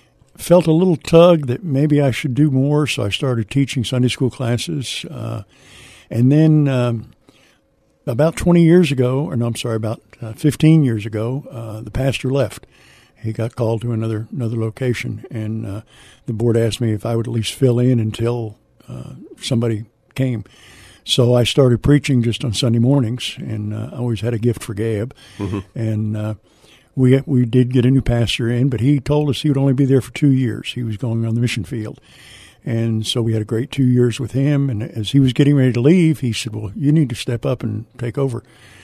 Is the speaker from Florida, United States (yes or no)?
no; New Jersey, United States; moved away as an adult; also born or lived in San Antonio, Texas; now in Texas, United States; I'm from New Jersey originally. I got out of the Army here in San Antonio and just stayed. I love Texas.